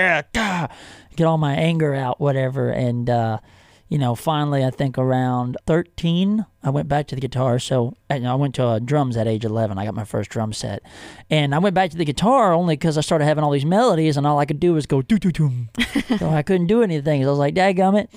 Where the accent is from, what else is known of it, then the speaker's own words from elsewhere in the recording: Hillsboro, Texas, United States; also born or lived in Waco, Texas; I was born in Waco, but I actually grew up about 30 minutes north of there in Hillsboro, Texas